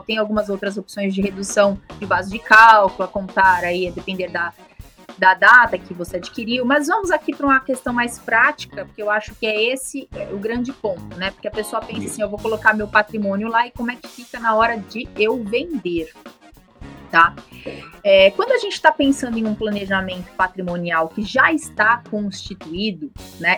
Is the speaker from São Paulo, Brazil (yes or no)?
yes; São Paulo, Brazil; eu sou da capital de São Paulo